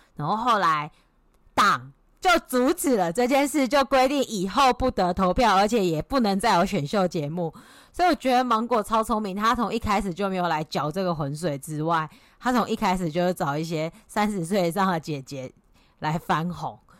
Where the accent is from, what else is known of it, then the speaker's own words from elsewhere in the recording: Taiwan; now in Australia; 我是台湾人，不是中国人